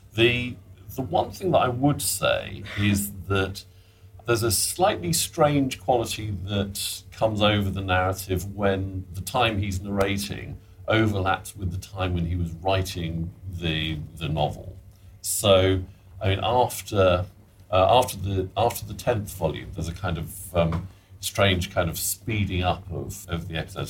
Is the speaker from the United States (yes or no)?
no; Sheffield, Yorkshire and the Humber, United Kingdom; I I grew up in in Sheffield, and I I went to a comprehensive school there